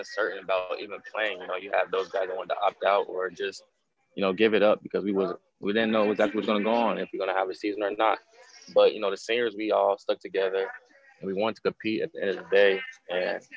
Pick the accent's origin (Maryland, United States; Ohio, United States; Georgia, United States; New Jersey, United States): Ohio, United States; Cincinnati; Cincinnati, my hometown